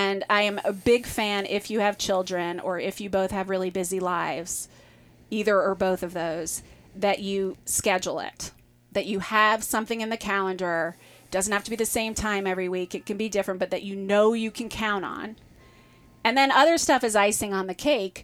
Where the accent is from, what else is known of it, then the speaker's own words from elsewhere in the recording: Midwest, United States; I come from the Midwest, like a long Midwestern